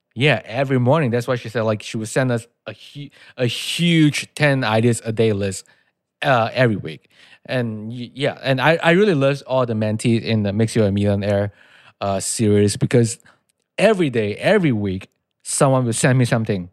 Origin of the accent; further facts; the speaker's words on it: Malaysia; English is a second language; moved away as an adult; now in United States; I'm from Malaysia